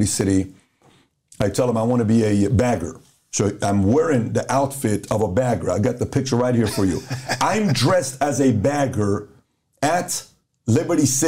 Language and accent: English; Iran; also born or lived in Los Angeles, California; now in United States; So I grew up in Iran. We got bombed on.